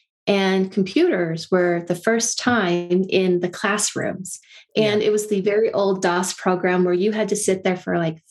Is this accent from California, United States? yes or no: yes; Silicon Valley, California, United States; I grew up in California in Silicon Valley